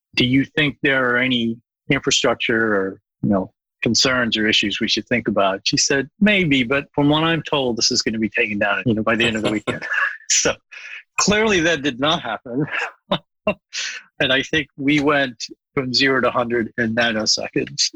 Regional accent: Bangladesh; moved away; I was born in Bangladesh, and I went back to work in Bangladesh

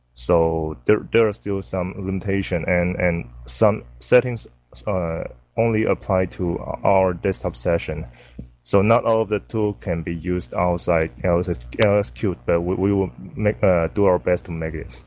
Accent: Taiwan; I'm from Taiwan

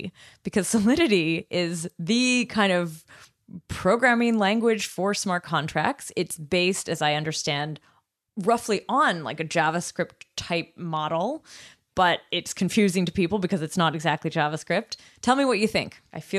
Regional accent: Canada; I mean, I'm from Canada and I know that like checks are still a thing there. But when I moved to Europe, everyone was like, really?

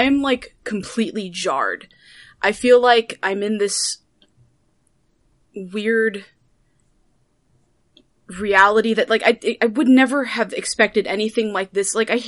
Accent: Guam; moved away; also born or lived in Las Vegas, United States / Los Angeles, United States; So, I'm from the West Coast. And this sounds a little random, but I promise it's not. I grew up in Guam, and then moved around a lot because my dad was military, and we ended up living in Las Vegas.

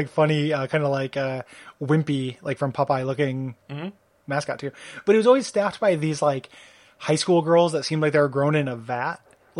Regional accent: Midwest, United States; born or raised there

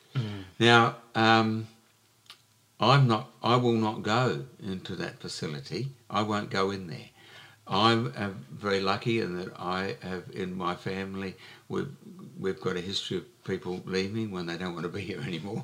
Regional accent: Joondalup, Western Australia, Australia; now in Albany, Australia; it's Joondalup, my hometown

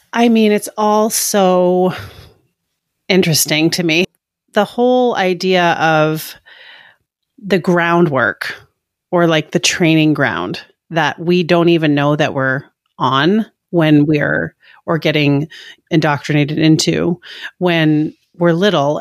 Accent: Maine, United States; I grew up in Maine

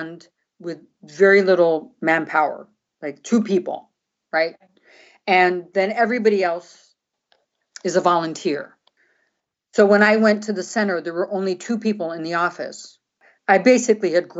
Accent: Brazil; moved away; also born or lived in San Francisco; I grew up in Brazil. I speak Portuguese

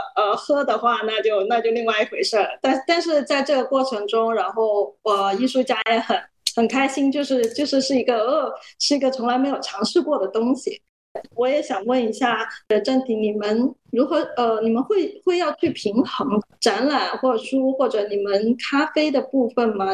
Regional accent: Guangzhou, Guangdong, China; 我是一个广州人嘛，就土生土长

